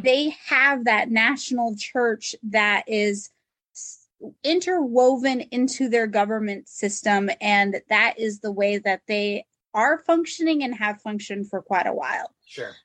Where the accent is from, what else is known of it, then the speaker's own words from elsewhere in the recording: United States; something that Americans wrestle with is our our still our sense of heritage from the places that our ancestors came from